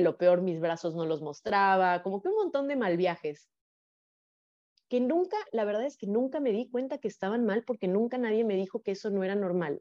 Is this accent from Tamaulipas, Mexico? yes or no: no; Guadalajara, Jalisco, Mexico; moved away as an adult; also born or lived in Playa del Carmen; yo nací en Guadalajara, Jalisco, eh, en una familia privilegiada económicamente